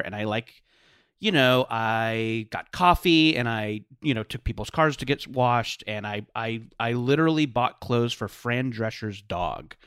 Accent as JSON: {"language": "English", "area": "Orange County", "region": "California", "country": "United States", "tie": "born or raised there", "said": "I grew up in Orange County in the nineties."}